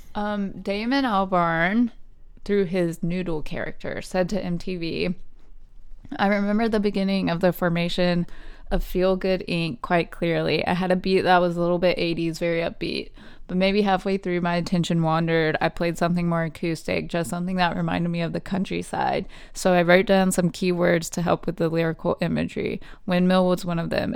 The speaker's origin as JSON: {"language": "English", "country": "United States", "said": "being American"}